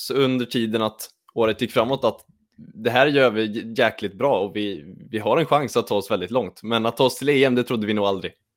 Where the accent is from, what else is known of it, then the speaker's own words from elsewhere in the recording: Lidköping, Västra Götaland, Sweden; jag kommer också från Lidköping